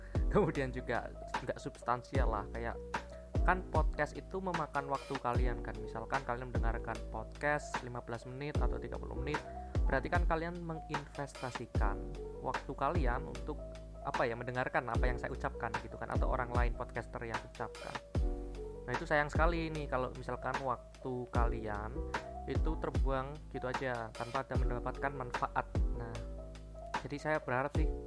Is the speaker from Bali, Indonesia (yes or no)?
no; Pekalongan, Central Java, Indonesia; born there; saya memang orang Jawa, saya lahir di Pekalongan